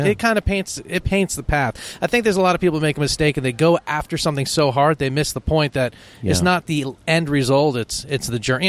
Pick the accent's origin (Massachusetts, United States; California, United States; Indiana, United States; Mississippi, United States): Massachusetts, United States; Framingham; I was born in Framingham.